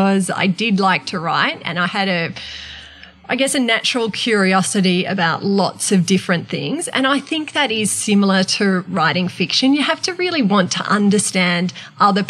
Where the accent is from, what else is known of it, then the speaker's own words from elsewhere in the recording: Sydney, New South Wales, Australia; And I was from Sydney.